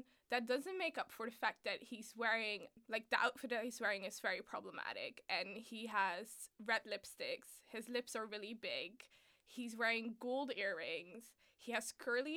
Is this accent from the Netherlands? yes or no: yes; Delft, South Holland, Netherlands; moved away as an adult; also born or lived in The Hague, Netherlands; now in London, United Kingdom; I was like born and raised in Holland.